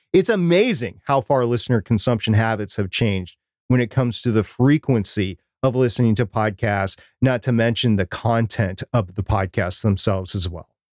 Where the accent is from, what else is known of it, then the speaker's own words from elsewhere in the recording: Minnesota, United States; I'm from Minnesota.